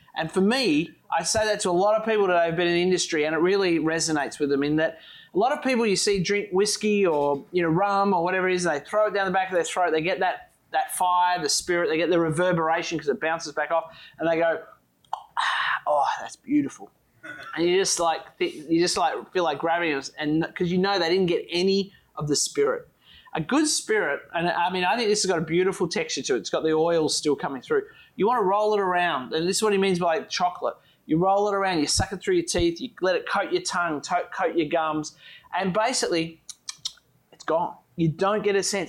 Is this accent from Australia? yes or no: yes; Tasmania, Australia; we're from Australia, or well, Tasmania, which is part of Australia